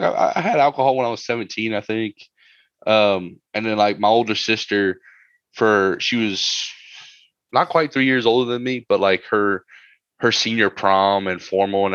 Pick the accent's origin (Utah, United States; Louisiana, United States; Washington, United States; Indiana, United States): Louisiana, United States; Mamou; also born or lived in New Jersey; I'm from Podunk Mamou, just like T-Boo is.